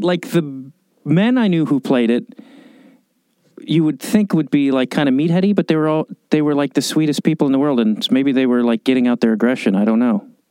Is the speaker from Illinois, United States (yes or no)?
yes; Chicago, Illinois, United States; moved away; I grew up in Chicago